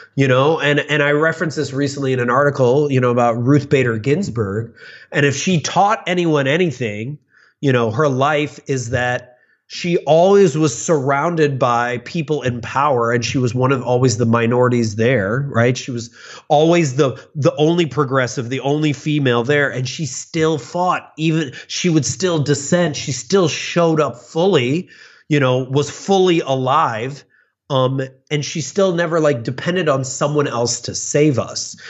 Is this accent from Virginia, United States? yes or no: no; Chicago, Illinois, United States; I grew up in the suburbs of Chicago